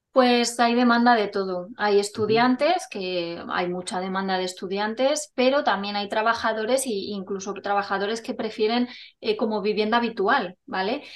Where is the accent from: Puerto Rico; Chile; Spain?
Spain; Burgos, Castile and León; also born or lived in Palencia; nací en Palencia, pero siendo muy pequeñita me trasladé a Burgos con mi familia y bueno, llevo aquí desde los dos añitos